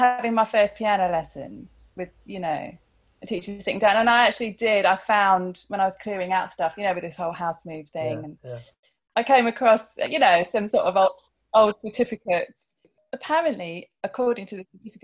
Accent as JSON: {"language": "English", "town": "Chichester", "region": "South East England", "country": "United Kingdom", "tie": "born or raised there", "said": "We grew up in Chichester in West Sussex"}